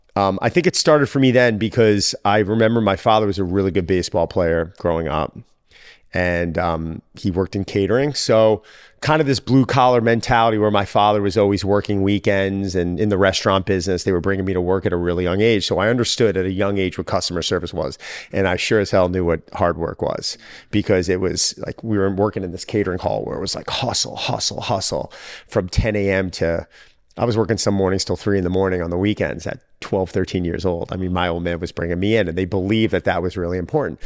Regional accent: Long Island, New York, United States; I was from New York. lived in Long Island

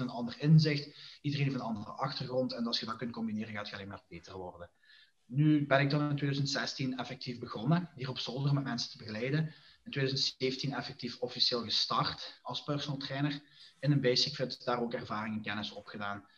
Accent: Diepenbeek, Flanders, Belgium; now in Genk, Belgium; ben afkomstig van Diepenbeek en woonachtig in Genk nu.

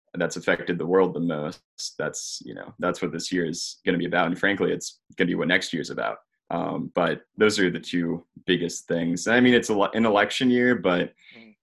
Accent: Georgia, United States; also born or lived in Richmond, Virginia; I'm from Georgia. Um, I, actually live just north of Atlanta, so in the suburbs

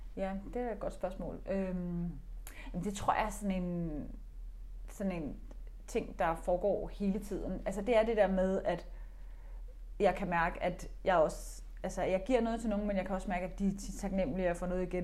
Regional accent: Denmark; nu taler vi dansk, vi er danskere

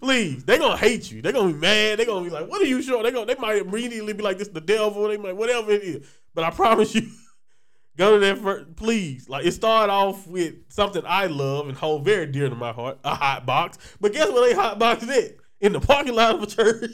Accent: Louisiana, United States; I'm from Louisiana

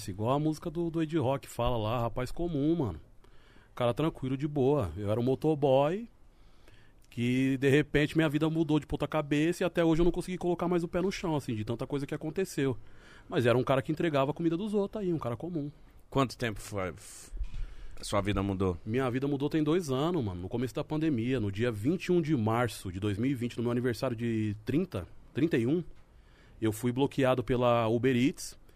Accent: São Paulo, Brazil; Eu falei, ah, perto de Osasco.

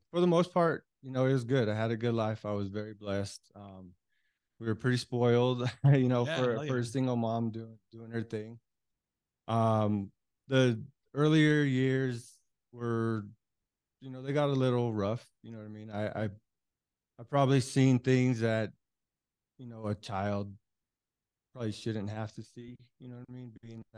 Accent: Denver, Colorado, United States; I grew up in North Denver

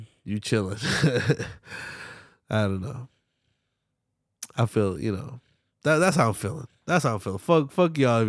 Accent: Philadelphia, Pennsylvania, United States; I'm from Philly, and we don't wear it out.

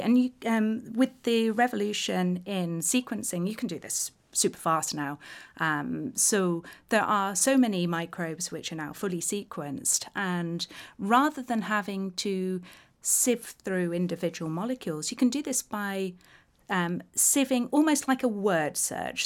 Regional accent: Isle of Man; growing up on the Isle of Man

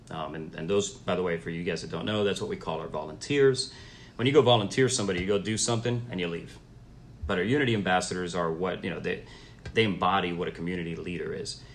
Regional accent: Miami, Florida, United States; moved away as an adult; now in Charlotte, United States; I'm originally from Miami, Florida, uh, first generation American

